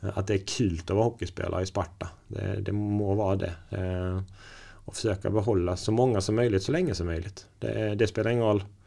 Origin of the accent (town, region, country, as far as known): Sweden; now in Norway